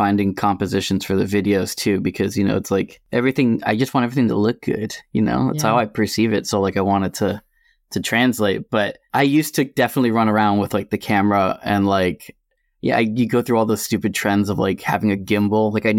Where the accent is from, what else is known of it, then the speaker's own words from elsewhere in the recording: Massachusetts, United States; I am a photographer from Massachusetts.